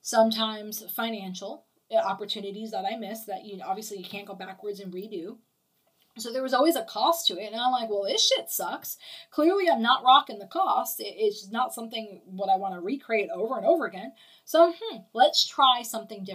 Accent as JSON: {"language": "English", "region": "New York", "country": "United States", "tie": "born or raised there", "moved": "yes", "lives_now": "Okeechobee, United States", "said": "I was born in New York"}